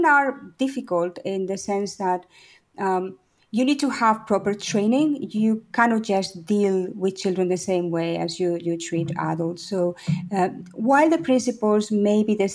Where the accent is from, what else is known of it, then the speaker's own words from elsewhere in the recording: Spain; also born or lived in Paris, France / Valencia, Spain; I'm Spanish. I was born actually in Paris, but I grew up in Spain.